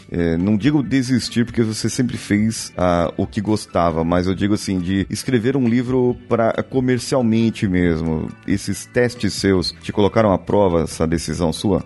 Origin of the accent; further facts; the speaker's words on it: São Paulo, Brazil; Eu sou de São Paulo, capital